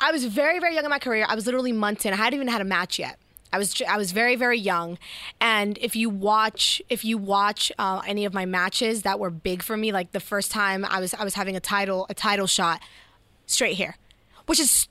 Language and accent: English; New York City, New York, United States; moved away as an adult; also born or lived in Ohio / Kansas City; when I grew up in New York City